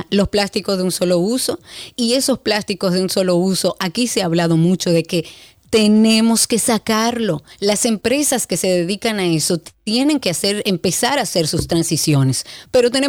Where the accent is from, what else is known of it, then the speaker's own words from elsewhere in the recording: Dominican Republic; yo como dominicana